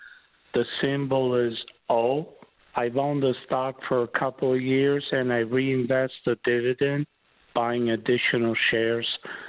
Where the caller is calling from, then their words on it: Arizona, United States; I'm calling from Arizona.